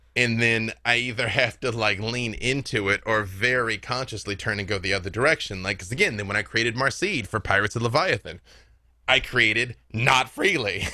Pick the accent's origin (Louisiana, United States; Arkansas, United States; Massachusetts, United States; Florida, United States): Arkansas, United States; Little Rock; I'm from Little Rock, Arkansas